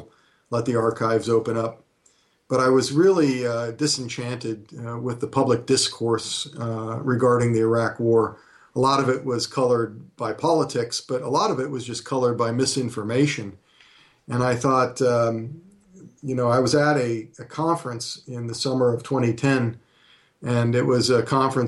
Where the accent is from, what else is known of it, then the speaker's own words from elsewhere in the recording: Sacramento, California, United States; moved away as an adult; also born or lived in New Ulm, Minnesota / West Point, New York; I was born in New Ulm, Minnesota, but grew up in Sacramento, California